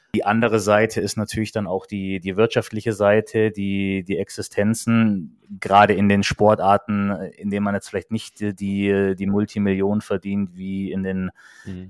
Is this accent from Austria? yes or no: no; Kaufbeuren, Bavaria, Germany; moved away; in Kaufbeuern in, in meiner Heimatstadt